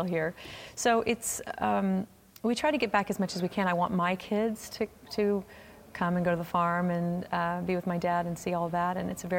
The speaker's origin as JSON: {"language": "English", "region": "Oklahoma", "country": "United States", "said": "We came to a game, and I'm from Oklahoma, so"}